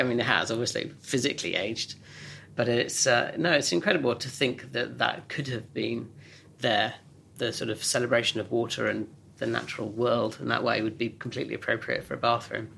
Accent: Oxfordshire, South East England, United Kingdom; growing up in Oxfordshire

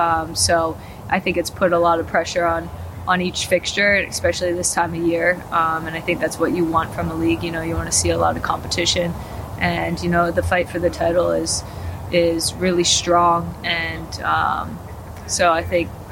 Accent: United States; moved away as an adult; now in London, United Kingdom; as an American

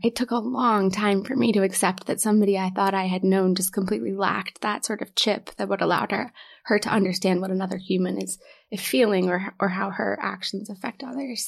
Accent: Knoxville, Tennessee, United States; moved away as an adult; also born or lived in Ohio; now in New York, United States; I'm originally from Knoxville, Tennessee.

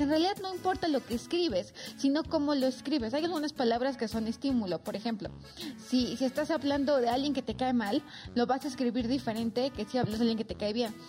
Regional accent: Oaxaca, Mexico; now in Mexico City, Mexico; soy oaxaqueña, entonces conozco más la cultura oaxaqueña

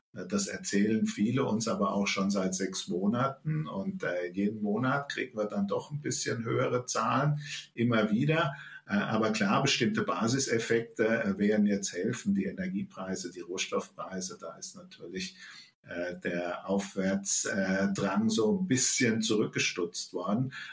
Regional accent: Germany; bei uns in Deutschland

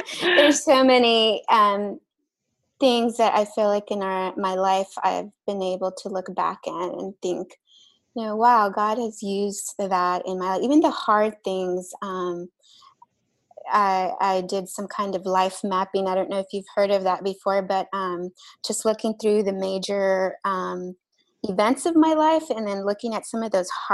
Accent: Texas, United States; also born or lived in Mexico; I'm Mexican, and I was born in Mexico, but we grew up in Texas. So that was the pretty much all of my life was there.

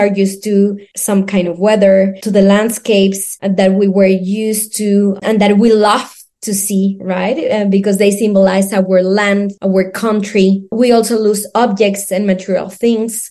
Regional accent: Mexico City, Mexico; English is a second language; now in Seville, Spain; I'm from Mexico City

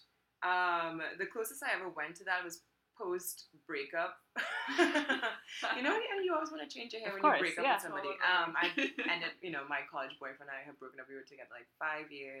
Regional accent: Trinidad & Tobago; now in United States; growing up in Trinidad was totally different

